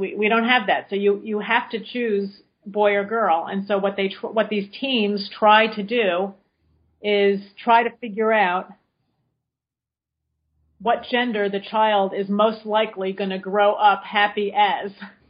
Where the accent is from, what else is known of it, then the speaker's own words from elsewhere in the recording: West Coast, United States; some big places like Seattle or San Francisco, I'm from the West Coast